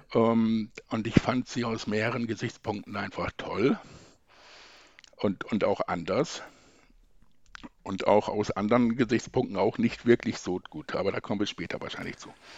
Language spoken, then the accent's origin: German; Lilienthal, Lower Saxony, Germany; ich komme aus der Nähe von Bremen. Lilienthal heißt das kleine Dorf